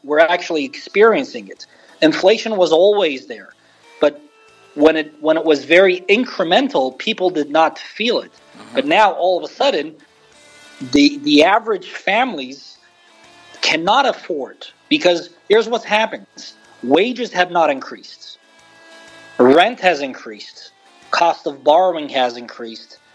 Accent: Beirut, Beirut Governorate, Lebanon; moved away as an adult; now in United States; I was born and raised in Lebanon

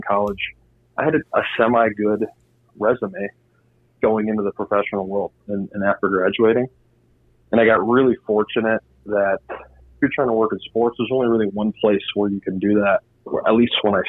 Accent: Indiana, United States; moved away; I was from Indiana

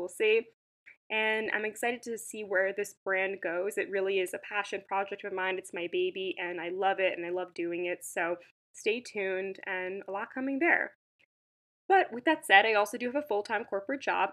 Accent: Long Island, New York, United States; I grew up in Long Island, and I was living in the city for the past 5 years

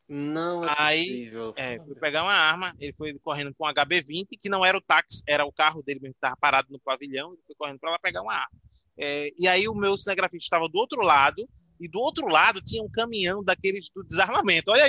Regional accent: Aracaju, Sergipe, Brazil; now in Maceió, Brazil; Que eu sou de Aracaju, de Sergipe, mas moro em Maceió há 13 ou 14 anos, é, desde 2009.

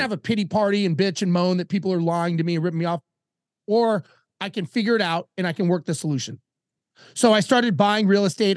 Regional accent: Los Angeles, California, United States; moved away; I grew up in Los Angeles

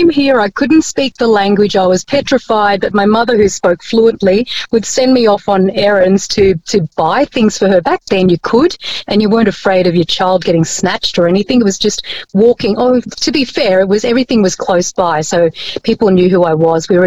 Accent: Bellevue Hill, New South Wales, Australia; English is a second language; I went to school in Bellevue Hill. Ah, yeah. School in Bellevue, yeah, Bellevue Hill, and I, ne- I didn't speak English.

